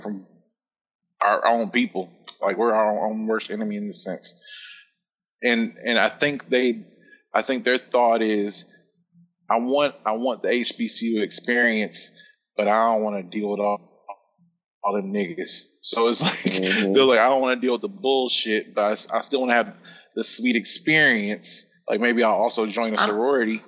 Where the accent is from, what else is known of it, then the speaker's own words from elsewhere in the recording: Indiana, United States; growing up in Indiana